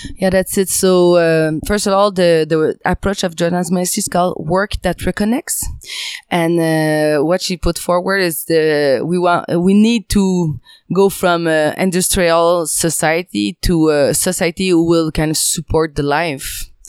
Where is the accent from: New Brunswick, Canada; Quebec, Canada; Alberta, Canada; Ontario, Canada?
Quebec, Canada; French part of Canada; English is a second language; I'm from the French part of Canada, if you can hear.